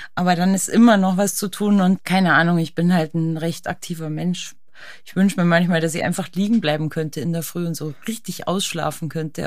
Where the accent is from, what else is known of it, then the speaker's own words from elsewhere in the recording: Berchtesgaden, Bavaria, Germany; ich liebe meine Heimat, die Alpen, Berchtesgaden